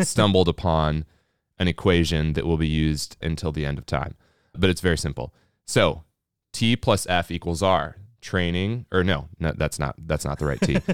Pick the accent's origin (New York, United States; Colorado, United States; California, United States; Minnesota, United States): Minnesota, United States; We're from Minnesota